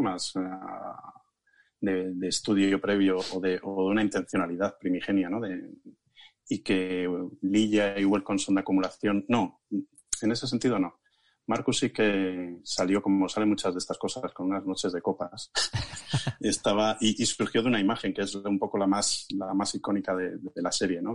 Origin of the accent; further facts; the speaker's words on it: Ciudad Rodrigo, Castile and León, Spain; moved away as an adult; also born or lived in Vicálvaro, Madrid; now in Madrid, Spain; la comarca de donde viven mis padres todavía, donde yo me crié hasta los 18 años